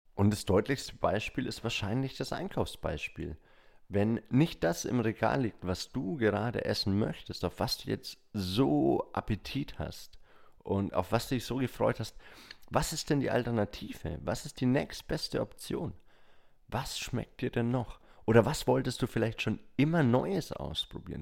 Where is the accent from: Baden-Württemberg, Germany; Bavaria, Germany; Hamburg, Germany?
Bavaria, Germany; bei uns in Bayern